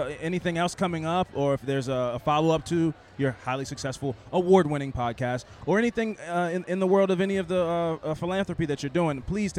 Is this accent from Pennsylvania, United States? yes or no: no; Baltimore, Maryland, United States; we are from Baltimore